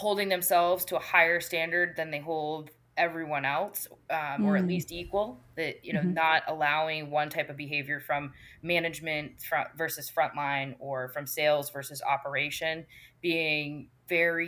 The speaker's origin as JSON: {"language": "English", "town": "Auburn", "region": "Maine", "country": "United States", "tie": "born or raised there", "moved": "as an adult", "said": "I could not be more obsessed with Maine, and I always knew that life would lead me back here, but the fact that I'm contributing to a business that's in my hometown"}